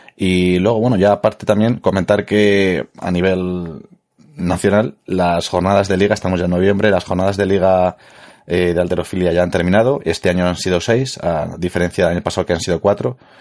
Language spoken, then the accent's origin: Spanish; Madrid, Community of Madrid, Spain; yo soy de Madrid